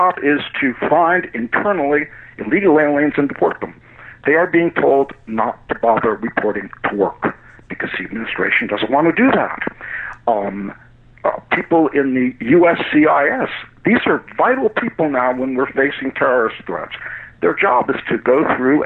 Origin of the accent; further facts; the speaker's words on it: United States; as an American